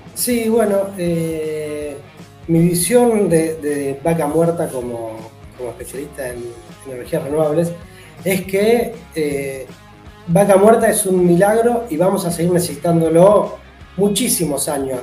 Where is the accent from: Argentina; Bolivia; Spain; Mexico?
Argentina; Neuquén; yo soy nacido en Neuquén, nos vivimos en Neuquén